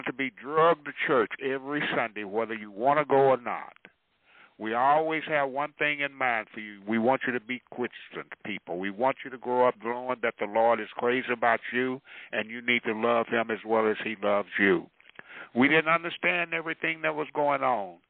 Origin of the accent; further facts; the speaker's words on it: Dallas, Texas, United States; the tradition that I grew up in Hamilton